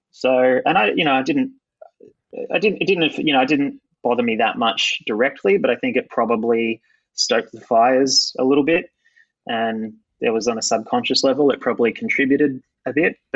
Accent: Bendigo, Victoria, Australia; also born or lived in Perth; I came from Bendigo and then I did a year stint in Perth and then I got the biggest station in the country

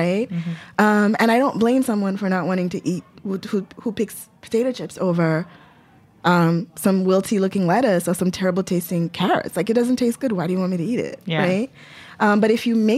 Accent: Lagos, Nigeria; now in New York City, United States; I grew up in Lagos, which is like a city.

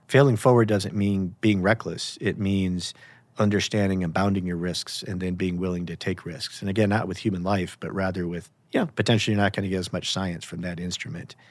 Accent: United States; I grew up in America

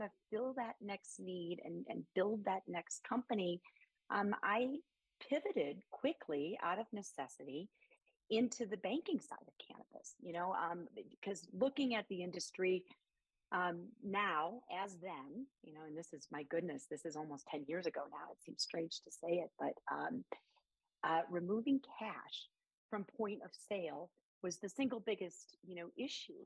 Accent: near St. Louis, Illinois side, United States; moved away; also born or lived in Chicago, Illinois / Denver, Colorado; my hometown, you know, right on the border of St. Louis

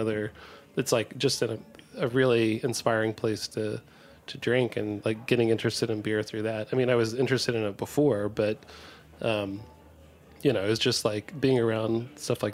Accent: Southwest Virginia, United States; now in New York City, United States; I grew up in Virginia, rural and Virginia, like Southwest.

